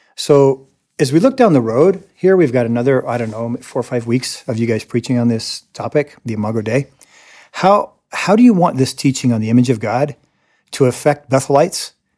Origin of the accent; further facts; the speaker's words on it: United States; also born or lived in Latin America; I am an American